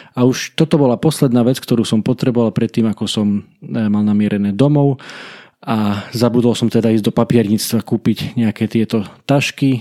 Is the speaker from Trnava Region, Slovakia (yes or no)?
no; Kalša, Košice Region, Slovakia; U nás v Kalši v dedinke, z ktorej pochádzam, v ktorej žijem